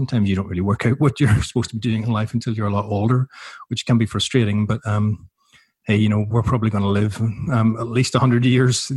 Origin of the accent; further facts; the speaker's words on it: Belfast, Northern Ireland, United Kingdom; moved away as an adult; also born or lived in Newcastle; now in Melbourne, Australia; I was born in Belfast in 72, so right in the height of the Troubles